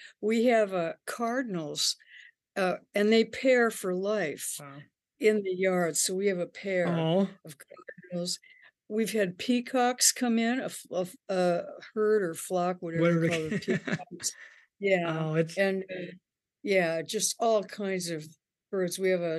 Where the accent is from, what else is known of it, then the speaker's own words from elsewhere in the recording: North Dakota, United States; Okay. Well, I was born in North Dakota and grew up there.